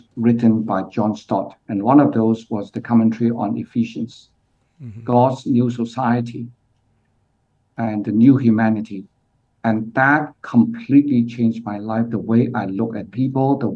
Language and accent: English; Hong Kong; moved away as an adult; also born or lived in Australia / United Kingdom / Pakistan; now in Singapore; I grew up in Hong Kong, but currently based in Singapore. But at the age of 18, I went to Australia